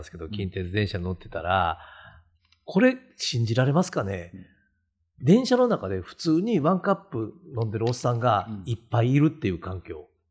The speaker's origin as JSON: {"language": "Japanese", "area": "Awaji Island", "region": "Hyogo", "country": "Japan", "tie": "born or raised there", "said": "僕も淡路島の温泉旅館で育った"}